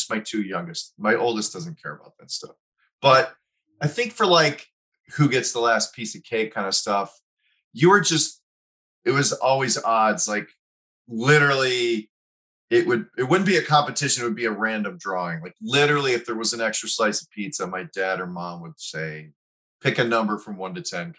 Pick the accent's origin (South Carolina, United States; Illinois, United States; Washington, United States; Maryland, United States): Illinois, United States; Westmont; moved away as an adult; also born or lived in Chicago / New York; Westmont, southwest suburbs